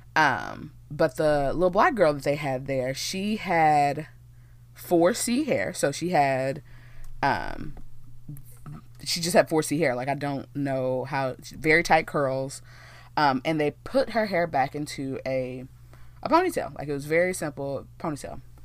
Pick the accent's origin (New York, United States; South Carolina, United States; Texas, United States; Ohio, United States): Texas, United States; born and raised here in Texas